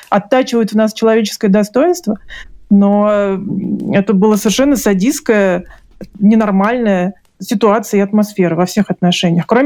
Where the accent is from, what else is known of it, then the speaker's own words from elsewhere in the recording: Dushanbe, Tajikistan; born there; я родилась в Душамбе у бабушки, то есть для меня это была родина, для меня это было что-то такое связанное только с теплом и родным гнездом, да.